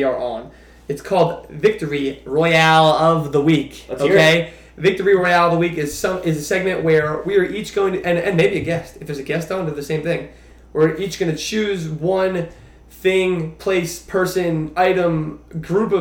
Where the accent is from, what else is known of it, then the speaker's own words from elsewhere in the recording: New Jersey, United States; We're from New Jersey